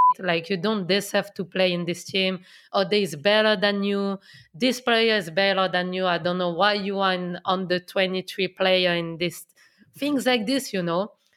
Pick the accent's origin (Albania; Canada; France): France; Lyon, Auvergne-Rhône-Alpes; English is a second language; moved away as an adult; now in England; I come from Lyon. I know Lyon so well.